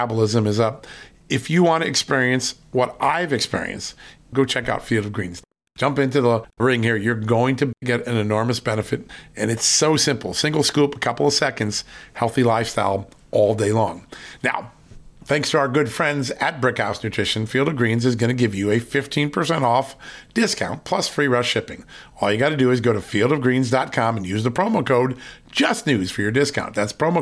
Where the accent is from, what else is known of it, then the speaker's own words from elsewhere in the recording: Virginia, United States; my home state of Virginia